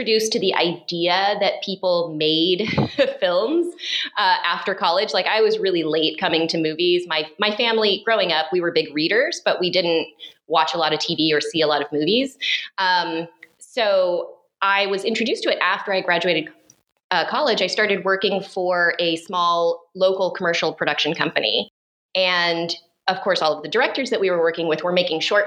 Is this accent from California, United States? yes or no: no; Oregon, United States; moved away as an adult; now in Los Angeles, United States; I'm an Oregon kid. I grew up in Oregon and moved to LA a couple of decades ago